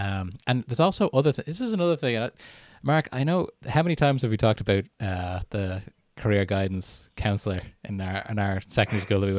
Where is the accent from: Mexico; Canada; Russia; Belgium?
Canada; born there; I was born in Canada and lived there on and off for 9 years.